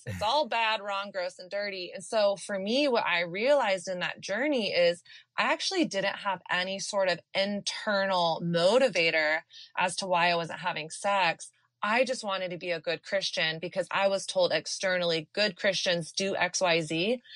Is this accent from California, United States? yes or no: no; Texas, United States; I grew up in the South in in Texas during the height of the purity culture